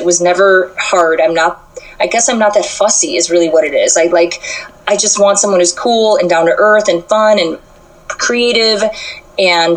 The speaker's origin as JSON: {"language": "English", "town": "Chicago", "region": "Illinois", "country": "United States", "tie": "born or raised there", "said": "I'm from Chicago, and I grew up pretty, I would say, middle class"}